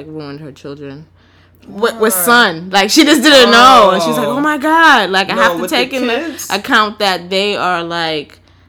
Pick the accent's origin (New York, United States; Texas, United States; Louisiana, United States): New York, United States; New York City; also born or lived in Harlem; So yes, I'm from the Bronx, and I acknowledge that as a part of me, but I didn't do a lot of Bronx things.